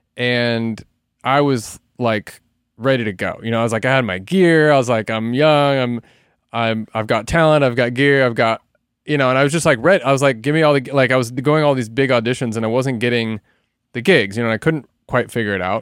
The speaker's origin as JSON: {"language": "English", "town": "Salem", "region": "Oregon", "country": "United States", "tie": "born or raised there", "also_born_or_lived": "Portland, Oregon / Los Angeles", "moved": "as an adult", "said": "I grew up in Salem, Oregon, which is about an hour south of Portland."}